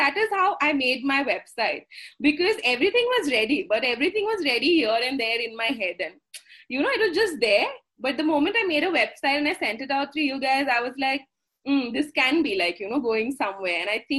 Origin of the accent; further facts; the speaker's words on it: Assam, India; first language Assamese; English is a second language; Moromere means with love. In Assamese being my mother tongue.